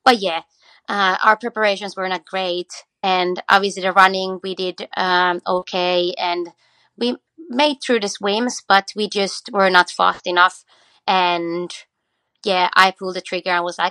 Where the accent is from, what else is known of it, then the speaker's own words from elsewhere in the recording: Australia; we come from Australia